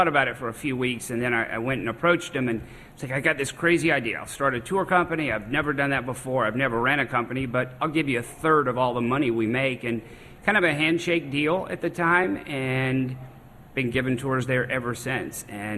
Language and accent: English; Charleston, South Carolina, United States; born or raised there